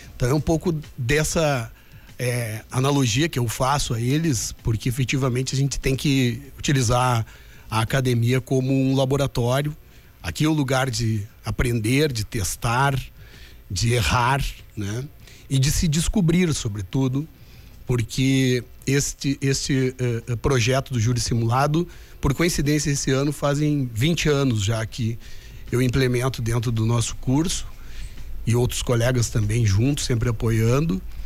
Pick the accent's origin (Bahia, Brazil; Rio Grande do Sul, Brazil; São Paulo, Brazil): Rio Grande do Sul, Brazil; Lagoa Vermelha; moved away; also born or lived in Porto Alegre; E a gente começou a fazer isso brincando em Lagoa Vermelha, primeiro na garagem da minha casa e depois em outras garagens. Finais de semana, quando eu vinha de Porto Alegre